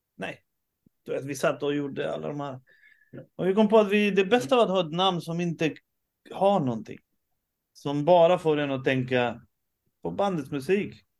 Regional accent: Sweden; jag föddes i Sverige

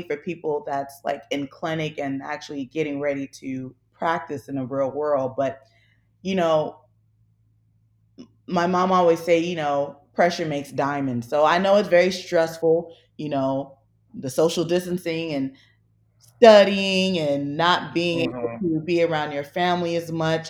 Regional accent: Miami, Florida, United States; moved away as an adult; now in Philadelphia, United States; I'm originally from Miami

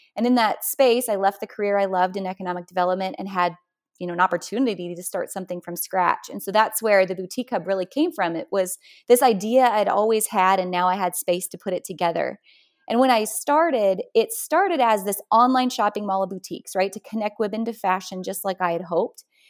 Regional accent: North Dakota, United States; moved away; I'm from North Dakota originally, which, you know, is quite a metropolis

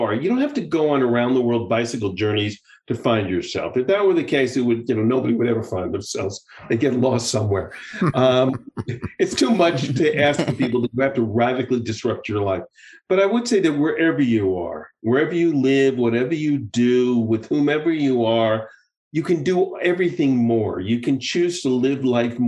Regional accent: United States; moved away as an adult; now in Israel; having lived abroad for so many years now, you know, I'm still obviously, I'm still very much of an American, but I'm also, you know, I'm an American and I'm an Israeli

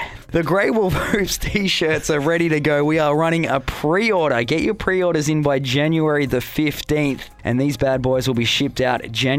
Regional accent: Victoria, Australia; I was from Victoria

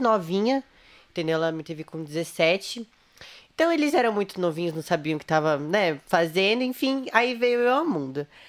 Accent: Santo André, São Paulo, Brazil; eu nasci né, em Santo André, ABC.

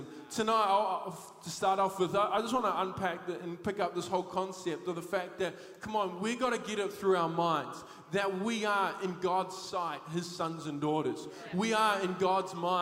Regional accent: Thames, Waikato, New Zealand; I grew up in Thames

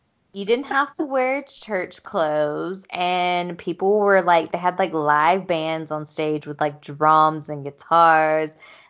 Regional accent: the South, United States; growing up in the South

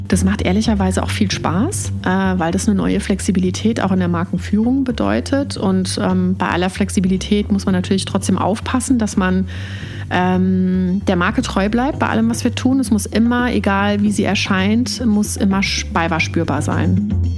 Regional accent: Germany; accent: Palatinate German (Pfälzisch); now in Bavaria, Germany; Ich komme aus äh, der Mitte Deutschlands, aus dem Raum Mainz, Frankfurt, ähm, aus einer Weinregion

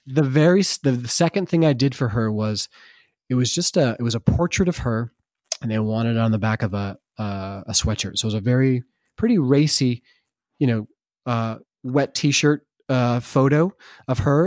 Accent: Vermont, United States; I grew up in Vermont

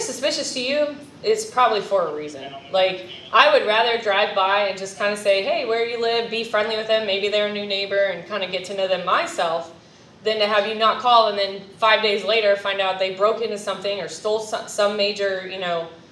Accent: California, United States; also born or lived in Florida; now in Clay County, Florida, United States; I'm from California originally, but now Florida is my home

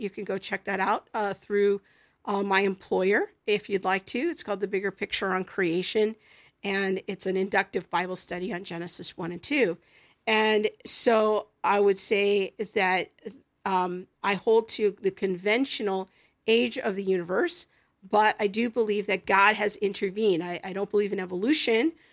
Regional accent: United States; I, as an American

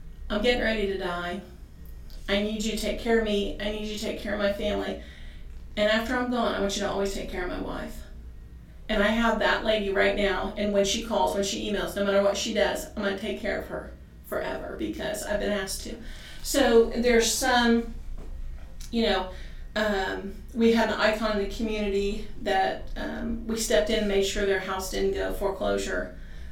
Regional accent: Pendleton, United States; I grew up right here on Broadway, and Tim grew up on Tile Street, and we've lived in town.

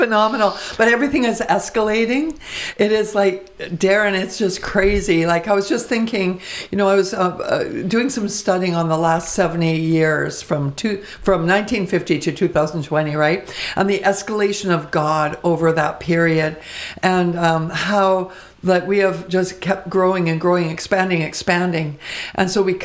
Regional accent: Vancouver, British Columbia, Canada; I was born and raised in Vancouver

